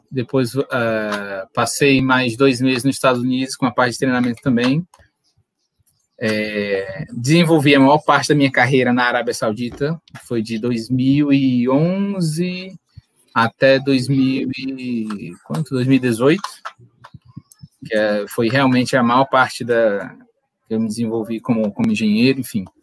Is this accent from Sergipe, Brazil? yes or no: no; Fortaleza, Ceará, Brazil; also born or lived in Pará; now in Natal, Brazil; Mas eu sou de Fortaleza, é, morei em outros estados do Brasil, fui morar no Pará um ano, depois vim para Natal por causa do trabalho do meu pai.